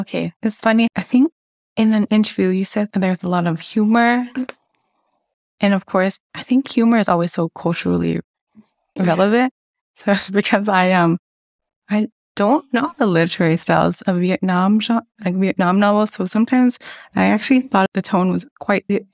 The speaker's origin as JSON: {"language": "English", "country": "United States", "tie": "born or raised there", "moved": "as an adult", "lives_now": "Hanover, Germany", "said": "I was born and raised in the United States"}